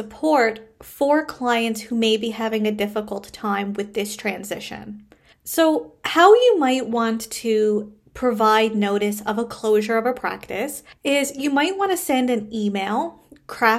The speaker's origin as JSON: {"language": "English", "country": "Canada", "said": "I am a Canadian social worker, business coach, and private practice owner"}